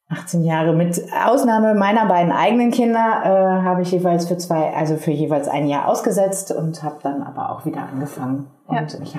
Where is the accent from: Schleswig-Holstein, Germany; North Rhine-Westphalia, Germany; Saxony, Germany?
North Rhine-Westphalia, Germany; Marl; in der Stadt, wo ich herkomme, in Mahl, gibt es ein ganz großes Chemiewerk.